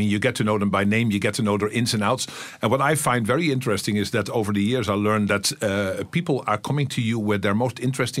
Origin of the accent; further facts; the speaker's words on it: Amsterdam, North Holland, Netherlands; I'm from Amsterdam